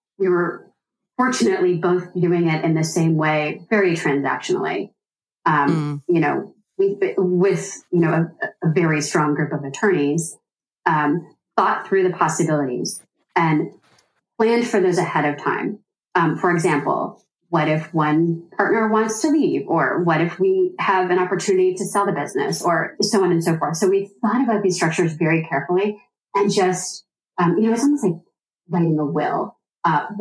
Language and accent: English; East Coast, United States; now in Midwest, United States; I am from the East Coast originally